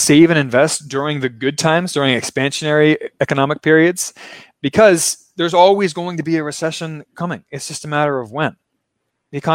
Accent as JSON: {"language": "English", "town": "Baltimore", "region": "Maryland", "country": "United States", "moved": "yes", "lives_now": "Brazil", "said": "I'm not from Brazil, of course, as you can tell from my accent. I'm from Maryland. I'm from Baltimore"}